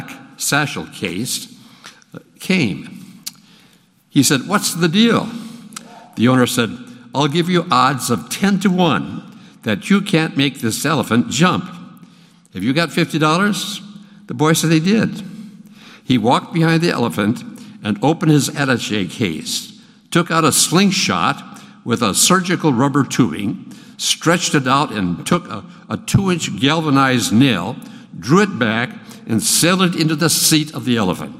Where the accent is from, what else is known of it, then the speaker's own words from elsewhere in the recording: Minnesota, United States; now in Texas, United States; Now, I grew up in Minnesota in a Presbyterian church, which was very conservative